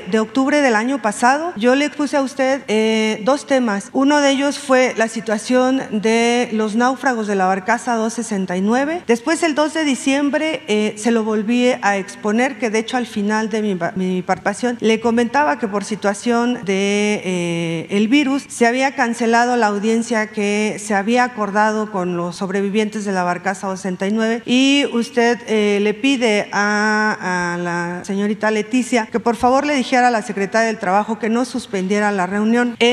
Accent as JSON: {"language": "Spanish", "region": "Jalisco", "country": "Mexico", "said": "soy del estado de Jalisco y vengo de parte del medio La Grillotina Política."}